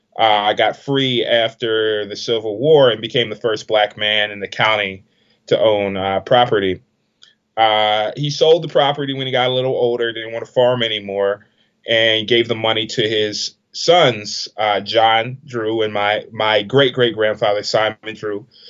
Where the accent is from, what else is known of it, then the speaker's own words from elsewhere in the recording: Washington, District of Columbia, United States; I'm from Washington D.C. I was born in D.C.